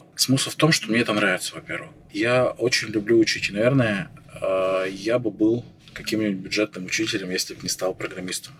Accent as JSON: {"language": "Russian", "town": "Chelyabinsk", "region": "Chelyabinsk Oblast", "country": "Russia", "also_born_or_lived": "Saint Petersburg", "moved": "as an adult", "said": "я сам из Челябинска, я из Челябинска выезжал"}